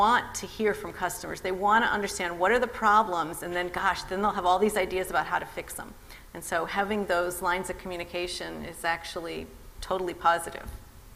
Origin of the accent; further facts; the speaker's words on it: Midwest, United States; now in California, United States; I grew up in the Midwest